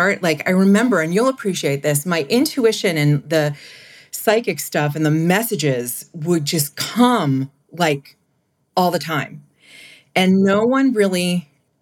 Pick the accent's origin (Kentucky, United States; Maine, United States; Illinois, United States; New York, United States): Maine, United States; I grew up in Maine